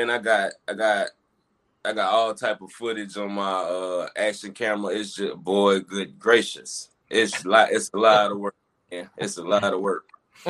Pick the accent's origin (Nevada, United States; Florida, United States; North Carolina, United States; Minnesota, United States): North Carolina, United States; Fayetteville; Fayetteville, North Carolina.